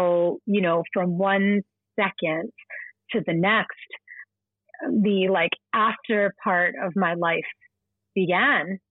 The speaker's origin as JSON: {"language": "English", "town": "Philadelphia", "region": "Pennsylvania", "country": "United States", "tie": "born or raised there", "moved": "as an adult", "lives_now": "New York City, United States", "said": "Philadelphia, which is my hometown"}